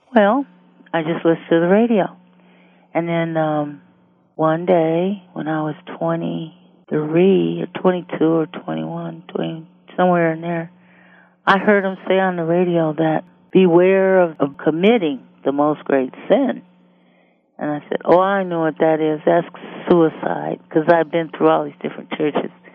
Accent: Detroit, Michigan, United States; grew up in Detroit, Michigan, and I was born in 1950

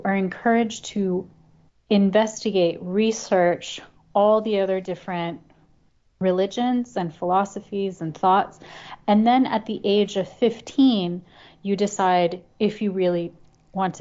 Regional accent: Chicago, Illinois, United States; also born or lived in New Zealand; I grew up in the suburbs of Chicago

